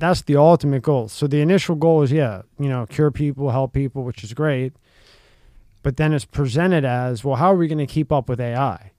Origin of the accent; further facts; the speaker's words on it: Philadelphia, Pennsylvania, United States; a guy I grew up in Philly